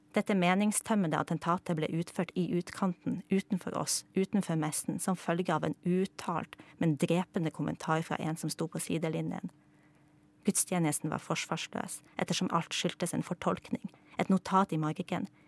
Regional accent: Poland; er jeg jo polsk

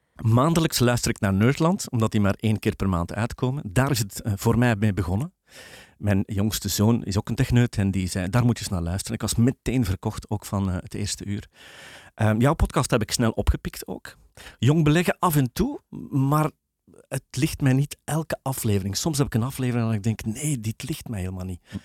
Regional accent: Belgium; als Belgen

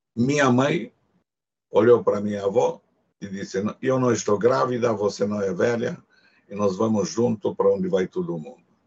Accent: Cluj-Napoca, Cluj County, Romania; first language Hungarian; Portuguese is a second language; moved away

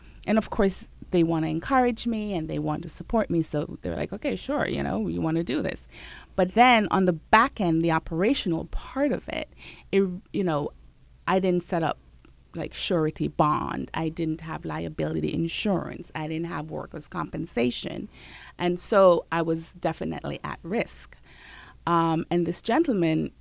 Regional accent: Jamaica; I'm Jamaican

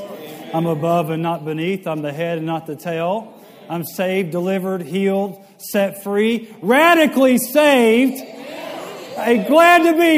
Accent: West Monroe, Louisiana, United States; moved away as an adult; also born or lived in Tennessee; I grew up in Louisiana, just down the road in West Monroe, Louisiana.

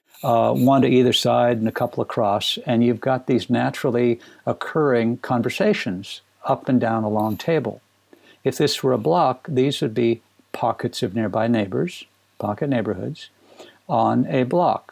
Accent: Minnesota, United States; I grew up in Minnesota

